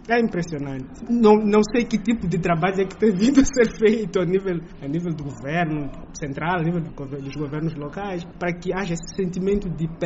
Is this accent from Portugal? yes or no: no; Mozambique